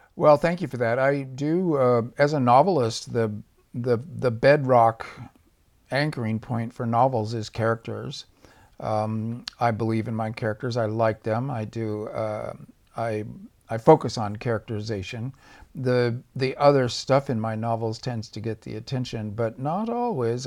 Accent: Orange County, California, United States; I came from Orange County when I was a kid. It was actually Orange Groves. And, um, as I grew up, I watched the Orange Groves get torn out

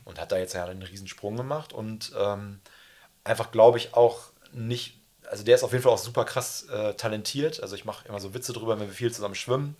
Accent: Münster, North Rhine-Westphalia, Germany; ich komme ja aus Münster

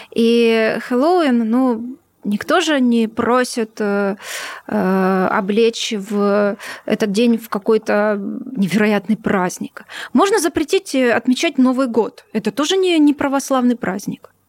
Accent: Ukraine; born there; у меня в свидетельстве о рождении написано Украина. Поэтому ни для кого не секрет, э, что я родилась на ну, Украине.

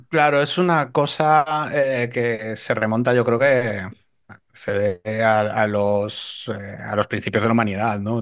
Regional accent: A Coruña, Galicia, Spain; now in Madrid, Spain; como gallego

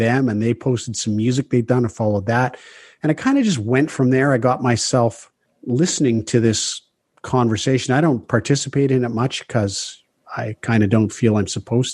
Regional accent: southern BC interior, British Columbia, Canada; We all grew up in southern BC, in the interior, small town

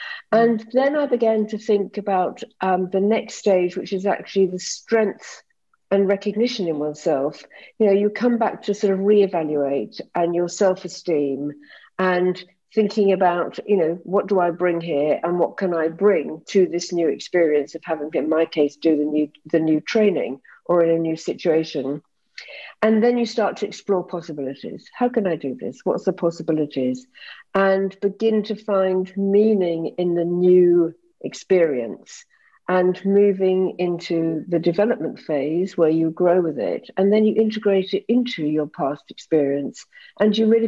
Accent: United Kingdom; moved away; I had actually assumed that, I came from Britain and that my qualifications would just be jumped upon

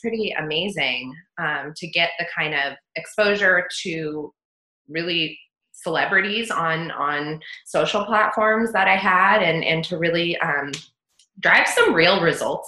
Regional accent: United States; also born or lived in Australia; as an American

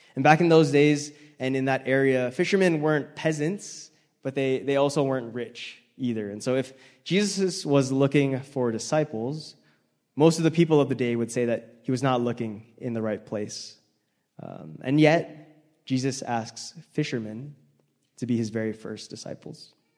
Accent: Hawaii, United States; moved away as an adult; now in Salt Lake City, United States; I grew up in Hawaii where people were good drivers and no one really honked, but now I live in Salt Lake

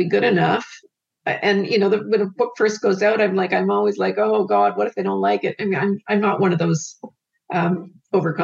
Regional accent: Canada; I'm a Canadian

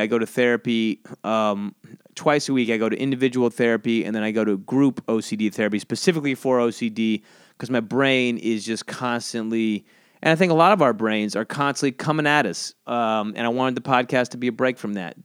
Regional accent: South Georgia coast, United States; moved away; I grew up on the coast in Georgia

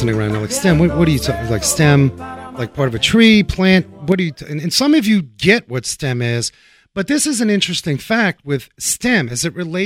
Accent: New York City, New York, United States; a fellow New Yorker myself. You know, I grew up uptown there, Washington Heights

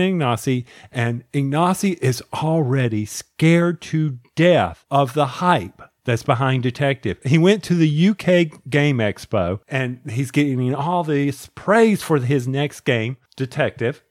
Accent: the South, United States; accent: Southern; my Southern accent

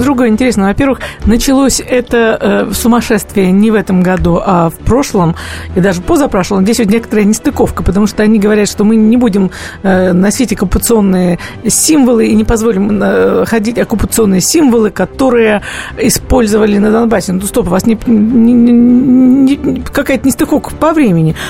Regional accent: Russia; мы, жители России

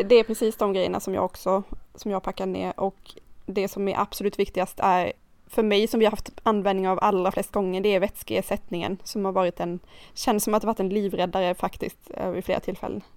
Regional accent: Karlskrona, Blekinge, Sweden; now in Nynäshamn, Sweden; jag är uppvuxen i Karlskrona

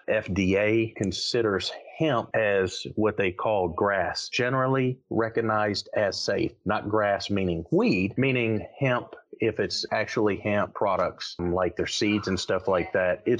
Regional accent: the North, United States; now in North Carolina, United States; I'm from the North

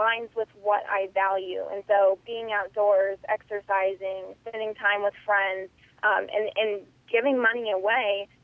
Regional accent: Indiana, United States; I grew up in Indiana. I grew up on a cattle farm.

